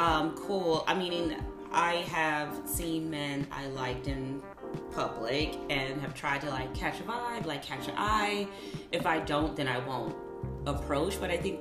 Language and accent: English; Chicago, Illinois, United States; now in Los Angeles, United States; Meg is a wholesome Midwest girl just like me. Oh, I'm from Chicago.